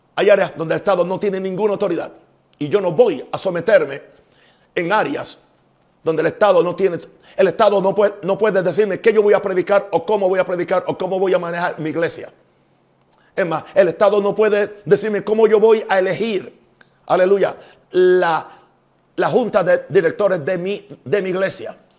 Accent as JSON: {"language": "Spanish", "country": "United States", "said": "como un norteamericano"}